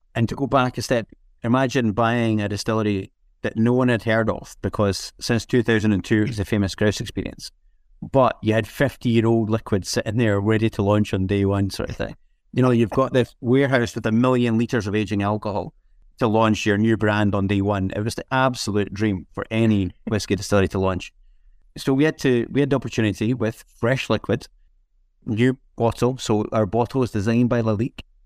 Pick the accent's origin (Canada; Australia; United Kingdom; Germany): United Kingdom; Scotland; growing up in Scotland